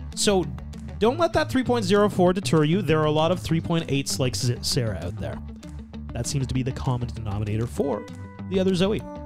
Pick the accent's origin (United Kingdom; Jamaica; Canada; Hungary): Canada; we we are Canadian